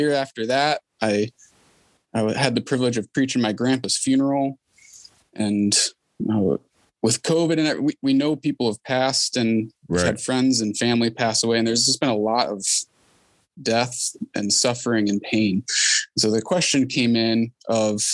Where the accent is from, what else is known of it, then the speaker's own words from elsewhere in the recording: Detroit, Michigan, United States; now in Ohio, United States; I grew up in the Detroit area and eventually made it out this way